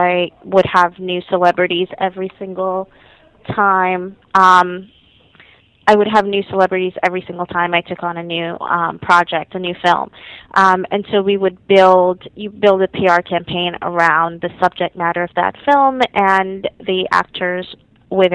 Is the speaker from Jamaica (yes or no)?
yes; Jamaica; moved away; I'm originally from Jamaica